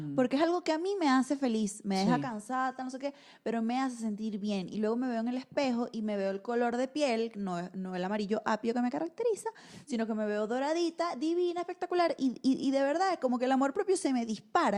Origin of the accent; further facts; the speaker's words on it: Venezuela; moved away; soy mujer, soy venezolana, soy emigrante